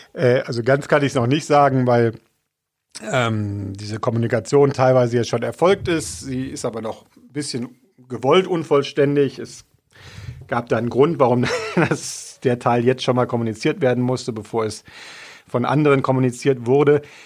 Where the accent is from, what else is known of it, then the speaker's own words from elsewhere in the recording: Rhineland, Germany; moved away as an adult; now in Augsburg, Germany; Ich bin ja im Rheinland groß geworden